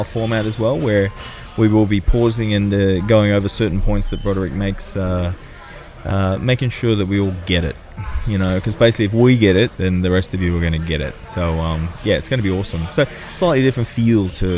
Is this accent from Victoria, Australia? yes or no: no; Sydney, New South Wales, Australia; it's in my hometown. I think Redfern.